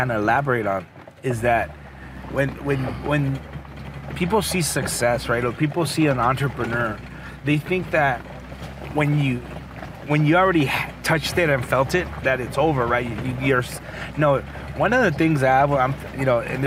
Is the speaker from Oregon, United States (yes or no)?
no; Rialto, California, United States; I'm just a normal kid that grew up in the city of Rialto